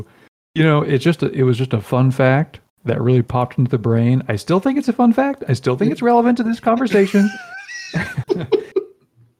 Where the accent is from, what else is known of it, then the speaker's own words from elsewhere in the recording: United States; we are American